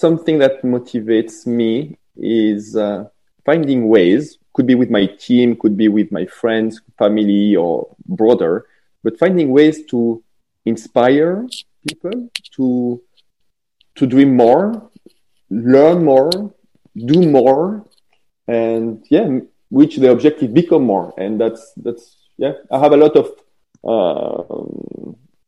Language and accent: English; French part of Switzerland, Romandy, Switzerland; I'm not French, but I come from the French part of Switzerland.